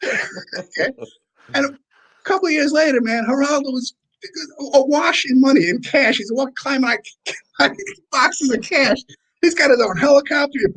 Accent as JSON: {"language": "English", "town": "New York City", "region": "New York", "country": "United States", "said": "I'm from the Bronx."}